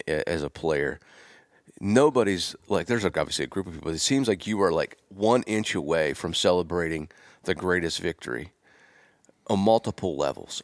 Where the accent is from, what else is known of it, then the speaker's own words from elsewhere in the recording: Gettysburg, Pennsylvania, United States; I'm from Gettysburg, or just south of Gettysburg